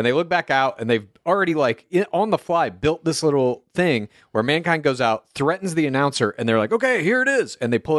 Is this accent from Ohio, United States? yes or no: no; Dallas, Texas, United States; I grew up in the Source, Dallas, Texas, suburbs thereof.